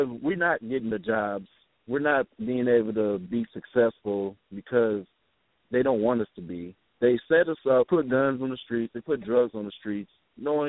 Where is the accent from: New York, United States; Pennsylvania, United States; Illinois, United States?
Illinois, United States; Chicago; I'm from Chicago, Illinois